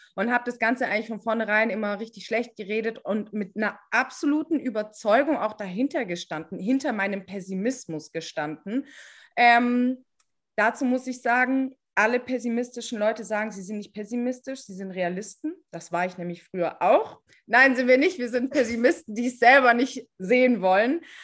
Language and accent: German; Stuttgart, Baden-Württemberg, Germany; wir sind aus Stuttgart